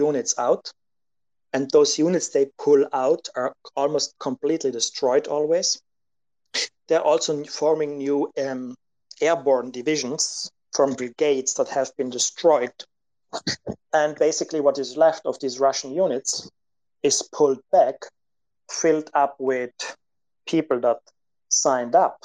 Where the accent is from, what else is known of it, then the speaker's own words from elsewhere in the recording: Italy; I'm from Italy